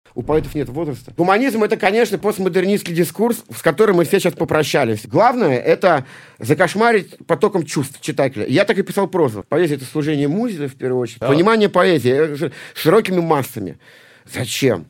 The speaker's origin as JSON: {"language": "Russian", "region": "Saint Petersburg", "country": "Russia", "said": "я из Санкт-Петербурга."}